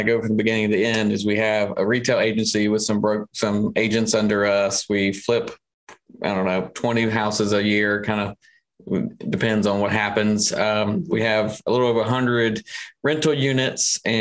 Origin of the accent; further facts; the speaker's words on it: Columbia, United States; So I'm from Columbia, only lived out of Columbia for like 2 years total.